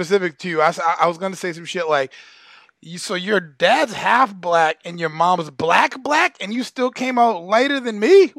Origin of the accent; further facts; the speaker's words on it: Boston, Massachusetts, United States; I'm from Boston